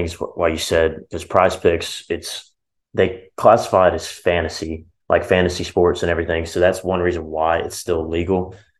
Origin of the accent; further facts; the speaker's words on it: Birmingham, Alabama, United States; because I'm from Birmingham, Alabama